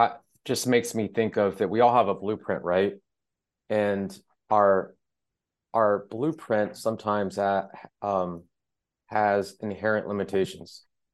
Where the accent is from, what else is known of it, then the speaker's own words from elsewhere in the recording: Mississippi, United States; also born or lived in Iran; I was born during the Iranian Revolution. I was born in Iran, and my father was killed when I was a baby, and my mom and I had to escape Iran. She remarried someone who was from the South, the Mississippi.